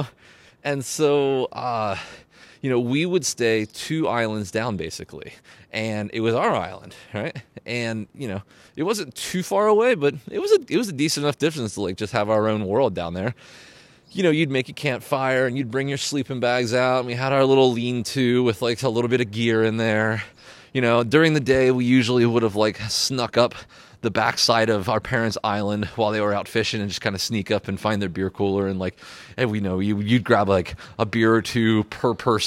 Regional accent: Pennsylvania, United States; moved away as an adult; I grew up in Pennsylvania

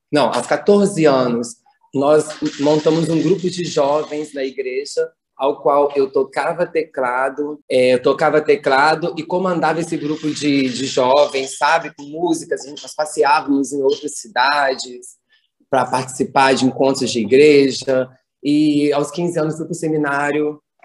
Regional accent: Bom Jesus, Brazil; Eu venho da zona rural, aqui de perto de Bom Jesus, no distrito, onde eu nasci, onde eu cresci

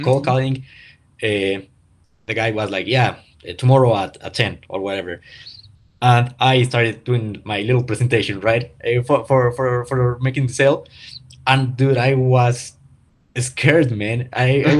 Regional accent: Pachuca, Hidalgo, Mexico; English is a second language; I'm Mexican, that I don't, that English is not my first language

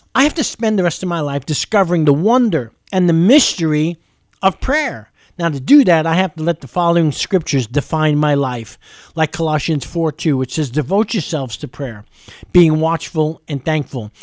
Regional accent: New York City, New York, United States; now in Lexington, United States; I'm from New York City.

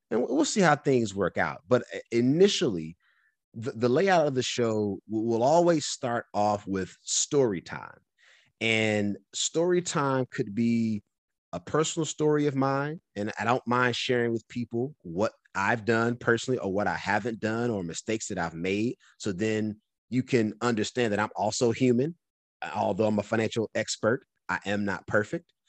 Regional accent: North Carolina, United States; moved away; also born or lived in California; I'm from North Carolina

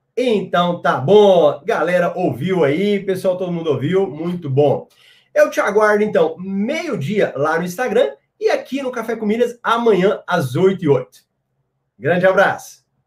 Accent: Goiânia, Goiás, Brazil; sou aqui de Goiânia

